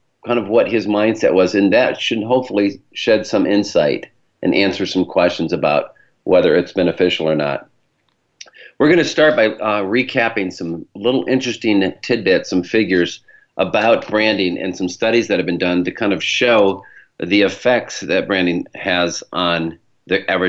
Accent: Michigan, United States; accent: Michigan; my Michigan accent

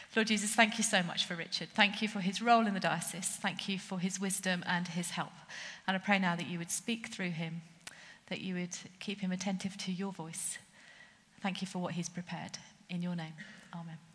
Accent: Kent, South East England, United Kingdom; I come from Kent

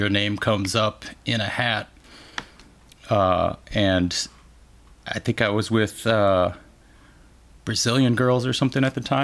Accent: Joliet, Illinois, United States; also born or lived in Colorado; I grew up in Joliet Shorewood area, but my parents got divorced when I was like 4, so then like my dad went to Colorado basically, so then I had to kind of go back and forth

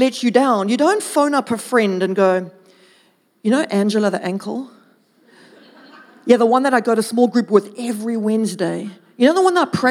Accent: Durban, KwaZulu-Natal, South Africa; moved away; I'm originally from Durvis

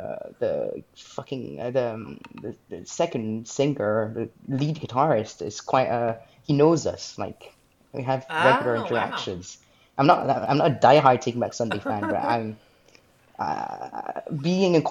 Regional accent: France; moved away as an adult; now in Scotland, United Kingdom; Originally I'm from France, but I live in Scotland

